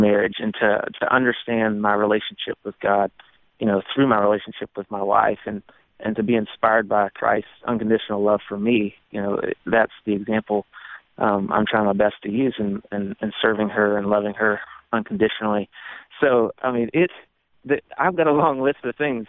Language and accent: English; Walhalla, South Carolina, United States; my hometown is called Walhalla, which is a German word that means Garden of the Gods